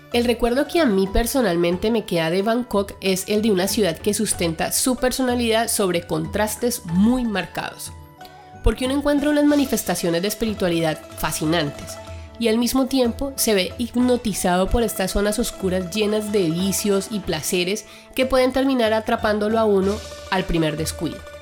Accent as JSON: {"language": "Spanish", "country": "Colombia"}